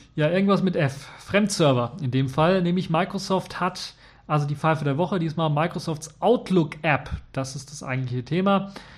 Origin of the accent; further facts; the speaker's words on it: Germany; hier bei uns in Deutschland